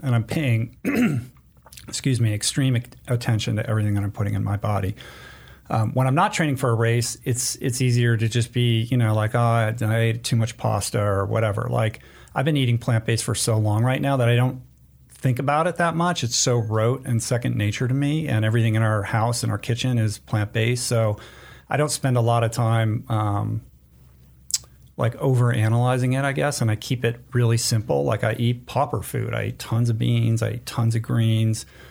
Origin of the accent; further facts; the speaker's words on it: East Coast, United States; moved away as an adult; growing up on the East Coast